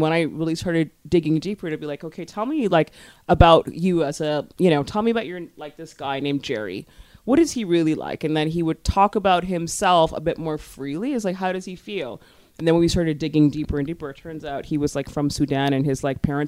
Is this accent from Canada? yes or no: yes; Scarborough, Ontario, Canada; born or raised there